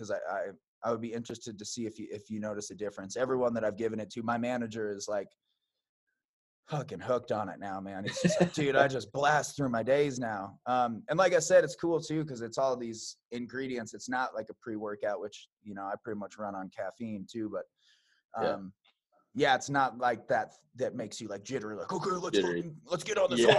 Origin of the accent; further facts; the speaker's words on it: Billings, Montana, United States; born there; now in Red Lodge, United States; I was born in Billings, but I've been here in Montana 12 years now. I live in Red Lodge, so I'm down in the Beartooths.